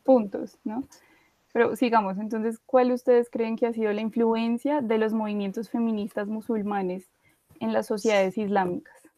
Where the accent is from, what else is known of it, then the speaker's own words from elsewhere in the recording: Colombia; acá las cuatro somos colombianas